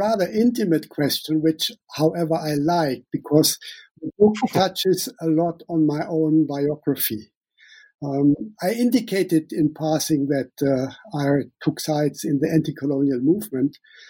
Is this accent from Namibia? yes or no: yes; Namibia; accent: German; English is a second language; also born or lived in Germany; now in Sweden; I call myself a German-born Namibian living in Sweden. Some of you might hear my German accent. I grew up in Namibia, and I spent the last 19 years in Sweden.